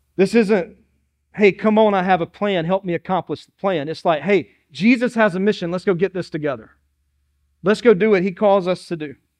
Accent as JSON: {"language": "English", "town": "Dillon", "region": "South Carolina", "country": "United States", "lives_now": "Moncks Corner, United States", "said": "I'm from Dillon, South Carolina, and it was the city of Dillon"}